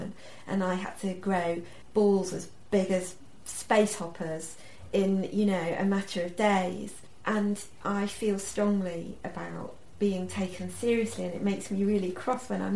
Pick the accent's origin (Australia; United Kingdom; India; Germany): United Kingdom; Sheffield, Yorkshire and the Humber; growing up in Sheffield, I read the papers.